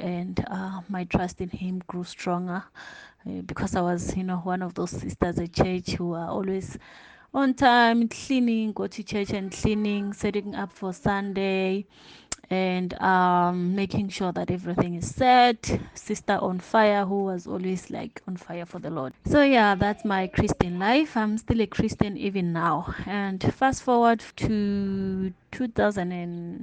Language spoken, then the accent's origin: English; Limpopo, South Africa; moved away as an adult; also born or lived in Johannesburg; I was born in Limpopo, grew up in Limpopo.